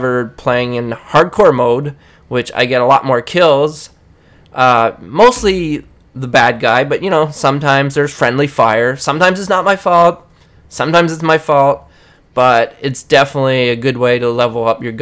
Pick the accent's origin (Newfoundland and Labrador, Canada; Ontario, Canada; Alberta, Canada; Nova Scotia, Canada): Newfoundland and Labrador, Canada; I'm from Newfoundland.